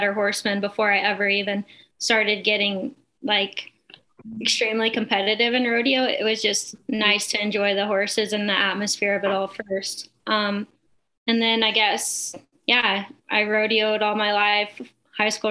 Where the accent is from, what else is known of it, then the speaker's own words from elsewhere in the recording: Texas, United States; moved away as an adult; now in Ponoka, Canada; I'm originally from Texas. I moved to Canada full-time about 2 years ago